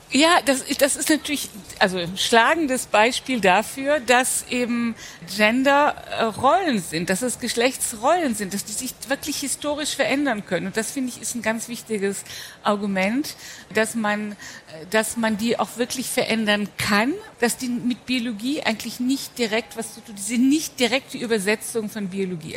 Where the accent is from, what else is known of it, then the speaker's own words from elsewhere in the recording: Rhineland, Germany; Also ich als Rheinländerin